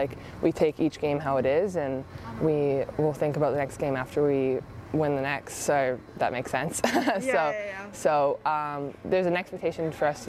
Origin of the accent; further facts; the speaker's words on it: Victoria, British Columbia, Canada; I won it in Victoria, so that's my hometown, and all of my family and friends were there.